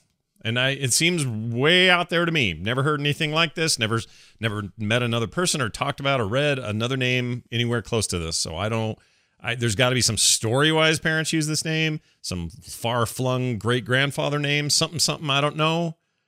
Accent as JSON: {"language": "English", "town": "St. Paul", "region": "Minnesota", "country": "United States", "tie": "born there", "said": "I was born in St. Paul, Minnesota"}